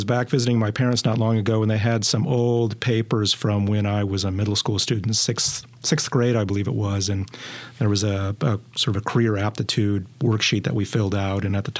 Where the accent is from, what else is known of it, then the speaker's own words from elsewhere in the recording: outside the Chicago area, northern Indiana, United States; moved away; I grew up outside of the Chicago area in northern Indiana in the Lake Effect Belt during the really cold winters, cold, snowy winters of the mid to late 1970s.